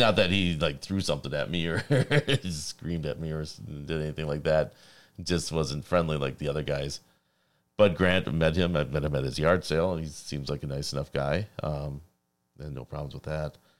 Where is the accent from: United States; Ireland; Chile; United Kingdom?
United States; Wisconsin; I'm from Wisconsin.